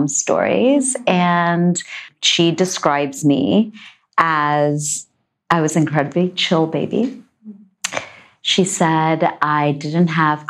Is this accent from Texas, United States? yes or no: yes; Texas, United States; my brother and I were both born and raised in Texas.